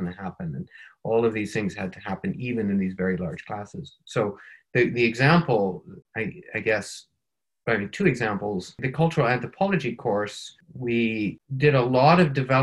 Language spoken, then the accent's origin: English; Minnesota, United States; also born or lived in Northern Ireland / China / India / Morocco; now in Wisconsin, United States; I am from Minnesota in the United States and living in Wisconsin in the United States